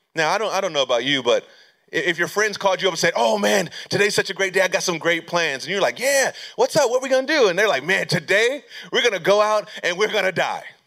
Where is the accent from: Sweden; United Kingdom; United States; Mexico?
United States; California; moved away as an adult; I'm from California, born and raised, so I moved back to California